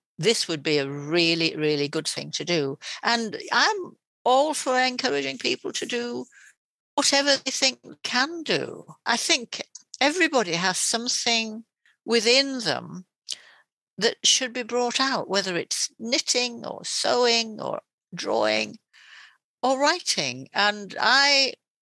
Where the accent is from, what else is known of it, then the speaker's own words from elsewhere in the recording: Yorkshire and the Humber, United Kingdom; now in East Yorkshire, United Kingdom; I'm from West Yorkshire, and yet I came to East Yorkshire